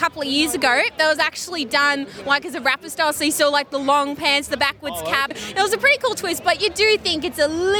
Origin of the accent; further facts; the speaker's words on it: Emu Plains, New South Wales, Australia; I'm from Emu Plains.